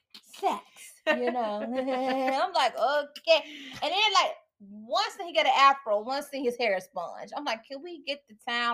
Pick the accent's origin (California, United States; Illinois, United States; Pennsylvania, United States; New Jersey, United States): Illinois, United States; Chicago; we are from Chicago